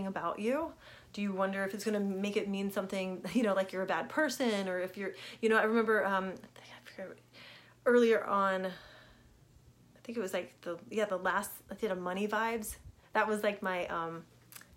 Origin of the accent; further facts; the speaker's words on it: Richmond, Virginia, United States; I grew up in Richmond, Virginia